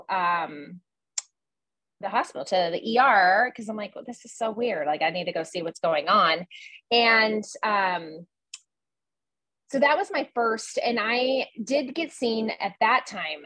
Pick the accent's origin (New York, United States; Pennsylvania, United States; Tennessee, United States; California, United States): Pennsylvania, United States; Erie; moved away; my hometown in Erie